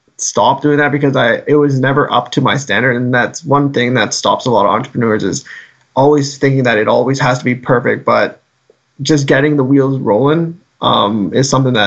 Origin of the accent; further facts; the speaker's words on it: Guelph, Ontario, Canada; I'm from Guelph